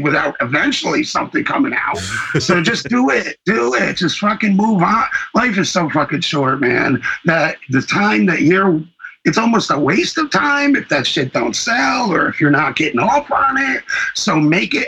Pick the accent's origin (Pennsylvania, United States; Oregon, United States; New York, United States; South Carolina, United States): New York, United States; moved away as an adult; also born or lived in Virginia; now in Los Angeles, United States; I was born in New York